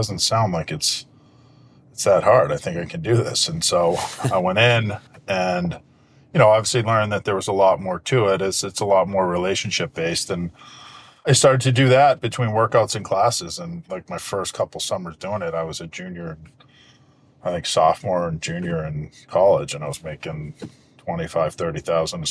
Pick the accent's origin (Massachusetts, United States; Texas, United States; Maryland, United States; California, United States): Massachusetts, United States; Boston; I grew up in Hyde Park, which is the southernmost town in the city of Boston.